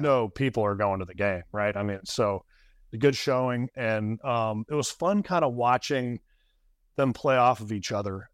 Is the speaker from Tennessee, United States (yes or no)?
yes; Knoxville, Tennessee, United States; also born or lived in Kansas City; I'm from Knoxville.